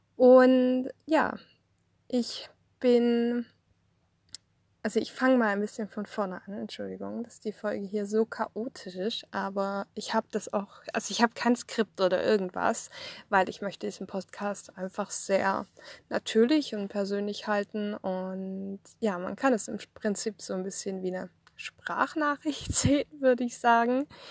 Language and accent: German; Swabia, Germany; moved away as an adult; also born or lived in Thuringia / Outback, Queensland, Australia; now in Australia; ich komme aus dem Schwabenland, also ich bin im Schwabenland aufgewachsen